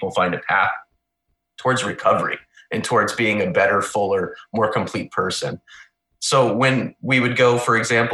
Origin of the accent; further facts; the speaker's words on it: Missouri, United States; moved away as an adult; now in near Washington, D.C., United States; I'm from Missouri originally.